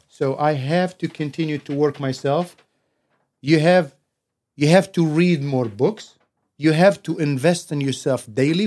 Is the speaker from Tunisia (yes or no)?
yes; Tunisia; now in San Antonio, United States; I'm originally from Tunas, Northern Africa